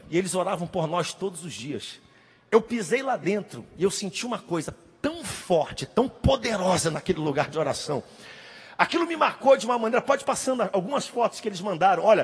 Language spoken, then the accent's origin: Portuguese; Belém, Pará, Brazil; Quando eu era adolescente, aqui em Belém